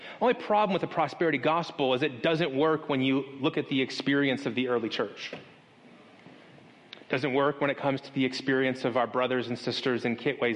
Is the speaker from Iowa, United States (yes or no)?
no; Las Vegas, Nevada, United States; I grew up in Las Vegas, Nevada